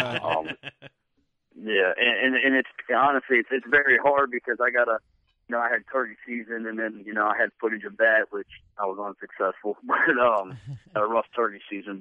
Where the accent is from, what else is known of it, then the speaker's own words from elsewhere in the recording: Maryland, United States; accent: southern; I was born and raised in Maryland